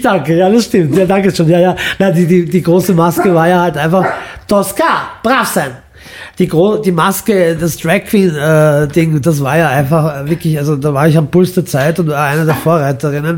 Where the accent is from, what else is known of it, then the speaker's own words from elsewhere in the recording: Vienna, Austria; also born or lived in Imotski, Croatia; ich bin ja als Wiener in Wien aufgewachsen